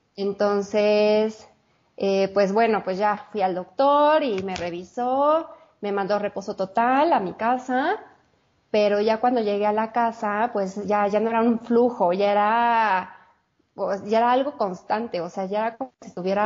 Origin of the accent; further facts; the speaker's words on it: Mexico City, Mexico; soy de la Ciudad de México, Judith. Vivo aquí, bueno, aquí nací y toda la vida he vivido aquí